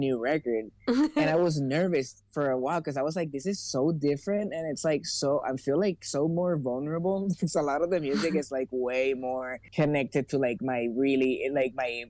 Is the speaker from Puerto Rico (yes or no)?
yes; Puerto Rico; moved away as an adult; now in Los Angeles, United States; I grew up in Puerto Rico